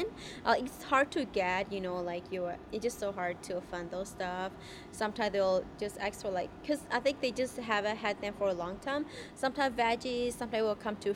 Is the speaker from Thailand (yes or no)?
yes; Thailand; also born or lived in Dallas, Texas / Iowa; now in Milwaukee, United States; Originally, I was born in Thailand, refugee camp, and then I grew up there. We moved to American back in 2010.